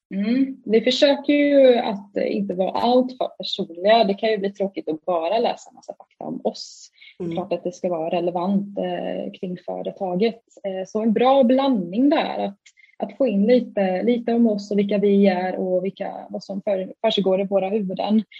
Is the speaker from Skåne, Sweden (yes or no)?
no; Stockholm, Stockholm County, Sweden; now in Halmstad, Sweden; jag är ju från Stockholm från grunden. Mm. Eh, mm men bor ju i Halmstad idag.